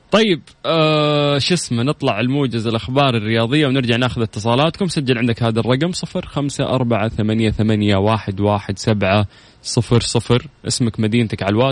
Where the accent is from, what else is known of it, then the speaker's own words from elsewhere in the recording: Jeddah, Makkah Province, Saudi Arabia; من جدة